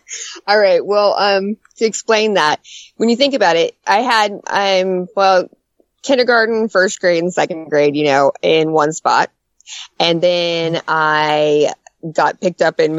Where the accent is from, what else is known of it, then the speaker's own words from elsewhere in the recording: Albuquerque, New Mexico, United States; also born or lived in Wyoming / Idaho / Kansas; And then he came back, and we got stationed in Albuquerque, New Mexico for eight years.